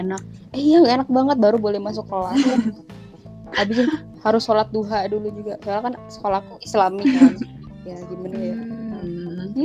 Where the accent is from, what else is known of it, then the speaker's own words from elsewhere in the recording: Java, Indonesia; aku juga orang Jawa